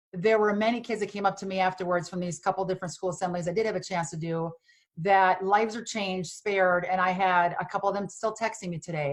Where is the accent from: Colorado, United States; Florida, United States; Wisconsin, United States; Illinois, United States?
Wisconsin, United States; born or raised there; moved away; also born or lived in Los Angeles